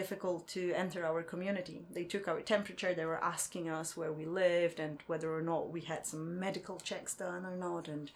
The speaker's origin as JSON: {"language": "English", "country": "Poland", "moved": "as an adult", "lives_now": "Ningbo, China", "said": "originally I come from Poland. I've been living in Ningbo for 7 years"}